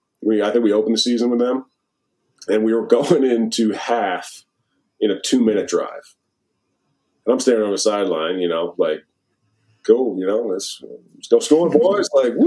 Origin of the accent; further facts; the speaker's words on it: Wisconsin, United States; but like I grew up in Wisconsin watching how they work, watching how they get after it, how they play.